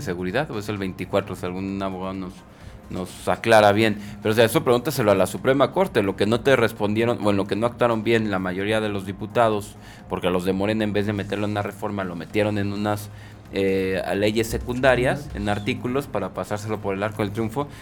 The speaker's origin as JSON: {"language": "Spanish", "country": "Mexico"}